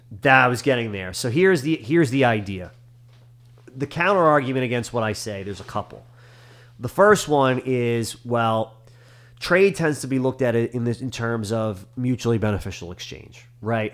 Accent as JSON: {"language": "English", "country": "United States", "said": "as an American"}